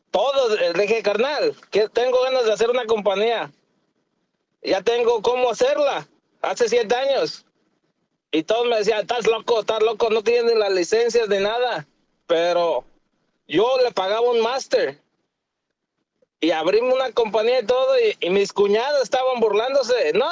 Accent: Agua Blanca, Jalisco, Mexico; now in Dallas, United States; Soy, soy de Jalisco, del Agua

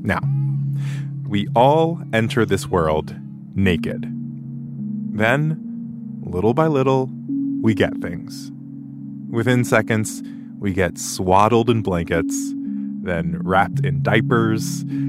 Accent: Tennessee, United States; I'm from Tennessee

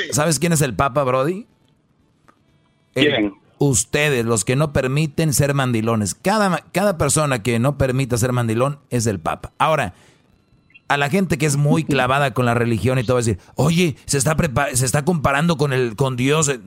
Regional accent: Honduras; Yo soy de Honduras, po.

